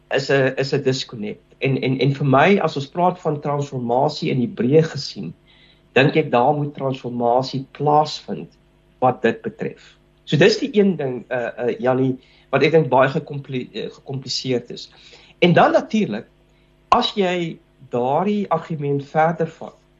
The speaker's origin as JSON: {"language": "Afrikaans", "country": "South Africa"}